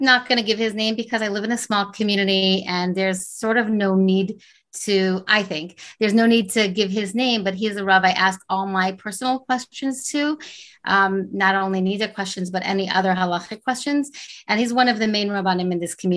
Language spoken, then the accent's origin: English; Montreal, Quebec, Canada; now in Silver Spring, United States; I grew up in Montreal, Canada. I live in Silver Spring, Maryland.